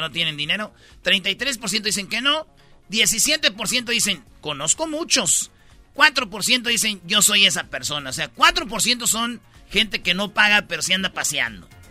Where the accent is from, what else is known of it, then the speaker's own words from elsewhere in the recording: Michoacán, Mexico; moved away; cuando yo estaba en el catecismo, allá en Michoacán